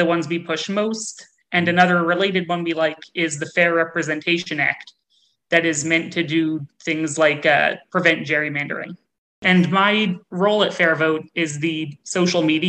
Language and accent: English; New Jersey, United States; I grew up in New Jersey in a town that was about 60% Democratic and 40% Republican